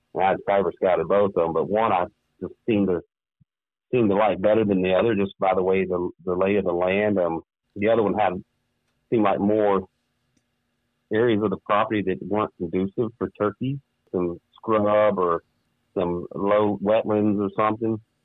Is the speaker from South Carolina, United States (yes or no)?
yes; South Carolina, United States; moved away as an adult; now in Minnesota, United States; grew up and born and raised in South Carolina. Moved up here to Minnesota I do 12, 13 years ago.